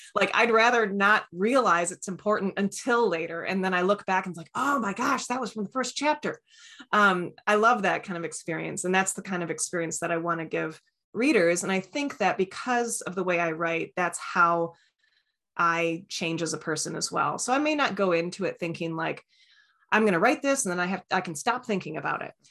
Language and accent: English; East Lansing, Michigan, United States; I'm from East Lansing